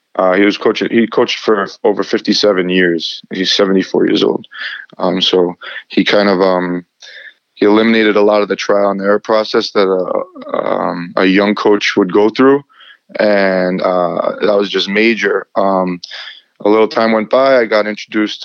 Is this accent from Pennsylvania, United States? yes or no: no; Long Island, New York, United States; I played um, uh, with the Albertson uh, Soccer Club in Long Island, New York